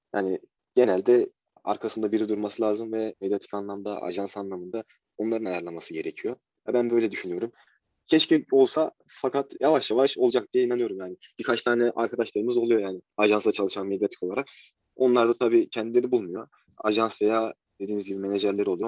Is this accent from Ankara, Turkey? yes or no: yes; Ankara, Turkey; 20 Mart 2000 Ankara doğumluyum